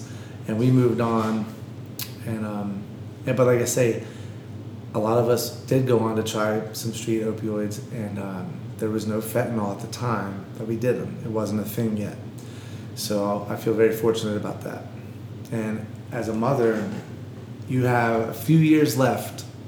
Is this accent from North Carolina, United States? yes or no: yes; Gastonia, North Carolina, United States; moved away; growing up in Gastonia, where drugs were everywhere, and people experimented